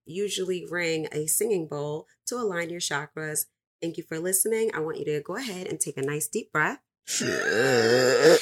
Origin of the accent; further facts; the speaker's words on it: New York City, New York, United States; I'm from the Bronx too